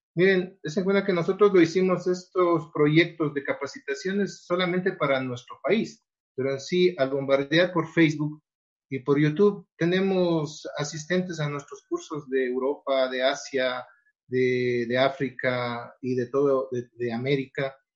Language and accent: Spanish; Ecuador; nosotros como Federación Ecuatoriana